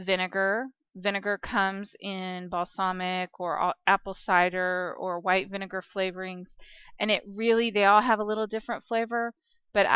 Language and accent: English; Kansas, United States; I'm from Kansas